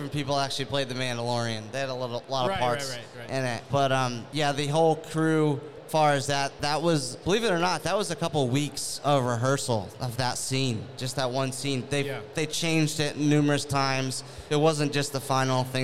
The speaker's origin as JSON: {"language": "English", "region": "New Hampshire", "country": "United States", "moved": "yes", "said": "I'm from New Hampshire originally"}